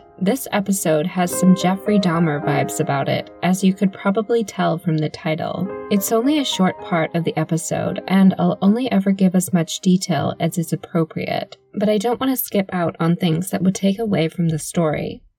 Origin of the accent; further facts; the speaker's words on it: Scotland, United Kingdom; You probably wouldn't have guessed it given my accent, but I was actually born and raised here in the United Kingdom. Well, actually Scotland, to be more precise.